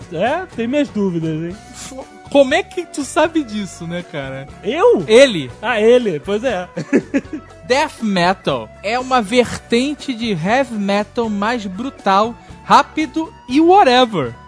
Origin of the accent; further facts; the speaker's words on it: Caldas Novas, Goiás, Brazil; sou do estado de Goiás, praticamente da cidade de Caldas Novas